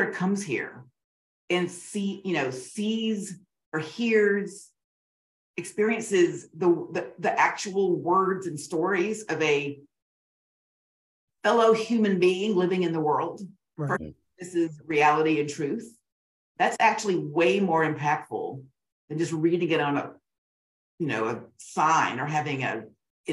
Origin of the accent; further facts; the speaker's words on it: Augusta, Georgia, United States; I grew up in Augusta, Georgia